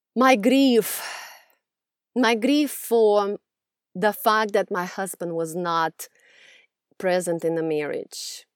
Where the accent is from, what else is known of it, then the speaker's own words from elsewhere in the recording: Russia; moved away; growing up in Russia, I was raised in a very abusive environment